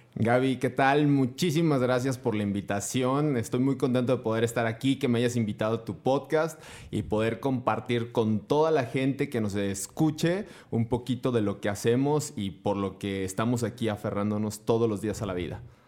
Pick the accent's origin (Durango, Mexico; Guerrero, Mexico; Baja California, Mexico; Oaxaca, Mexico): Durango, Mexico; also born or lived in Guanajuato; nací en Guanajuato, pero tengo la fortuna de haberme criado 31 años y piquito en Durango, así es que soy más norteño que nada